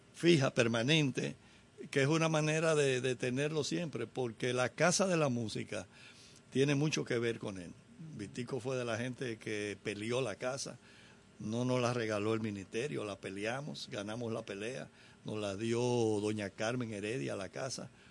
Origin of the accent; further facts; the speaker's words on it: Dominican Republic; los latinos, los dominicanos nos fusionamos con la música de los Estados Unidos